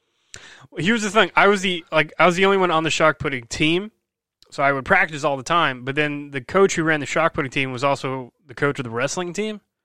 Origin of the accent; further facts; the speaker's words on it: Brick, New Jersey, United States; I grew up in Brick, New Jersey